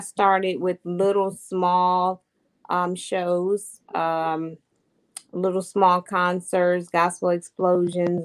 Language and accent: English; Hampton, Virginia, United States; I'm from Hampton, Virginia. I've been here all my life, 43 long years of my life